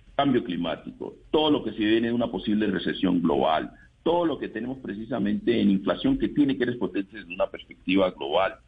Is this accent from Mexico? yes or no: no; Andagoya, Chocó, Colombia; estuve en, en Andagoya, mi pueblo